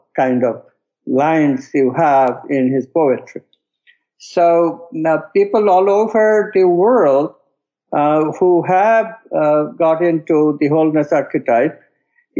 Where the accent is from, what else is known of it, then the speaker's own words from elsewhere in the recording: West Bengal, India; the state that I was born in India, called Bengal